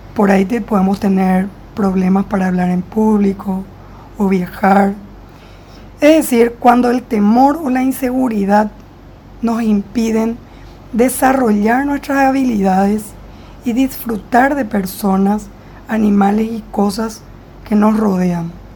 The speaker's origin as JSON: {"language": "Spanish", "country": "Paraguay", "said": "yo soy de Paraguay"}